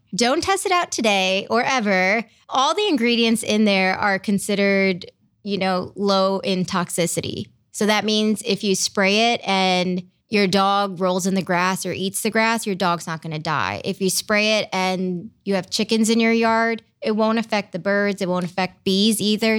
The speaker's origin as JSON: {"language": "English", "town": "Brecksville", "region": "Ohio", "country": "United States", "tie": "born or raised there", "also_born_or_lived": "India / Michigan / Cleveland, Ohio", "lives_now": "Columbus, United States", "said": "I grew up in Brecksville"}